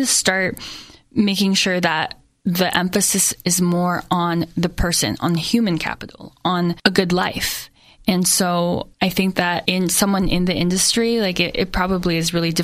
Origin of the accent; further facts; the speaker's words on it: Saratoga, California, United States; moved away as an adult; also born or lived in New York; growing up in Saratoga